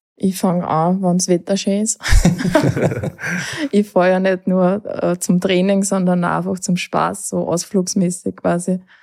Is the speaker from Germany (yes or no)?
no; Lower Austria, Austria; bei uns in Niederösterreich